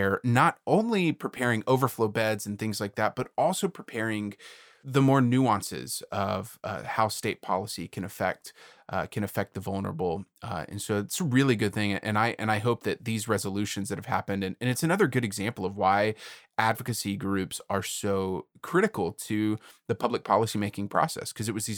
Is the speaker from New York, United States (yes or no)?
no; Houston, Texas, United States; as a Texan, as somebody from Houston